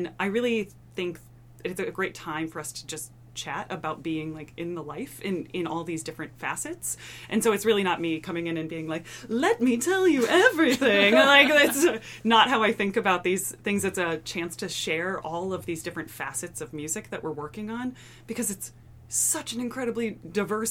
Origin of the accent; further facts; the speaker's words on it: Iowa, United States; moved away; an undergrad back in my home state of Iowa